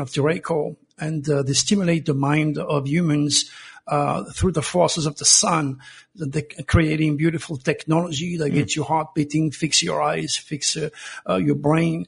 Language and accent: English; Provence-Alpes-Côte d'Azur, France; now in United States; I was born in Provence